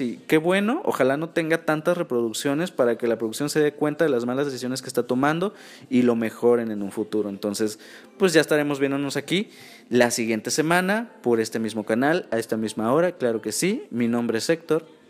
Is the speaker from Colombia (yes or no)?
no; Mexico; como mexicanos